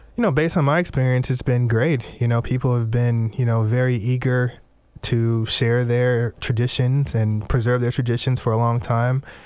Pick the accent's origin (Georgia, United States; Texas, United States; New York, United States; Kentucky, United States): Texas, United States; Houston; moved away as an adult; also born or lived in Tennessee / Louisiana (family); now in Washington, United States; the African-American culture that I grew up in down in Houston, Texas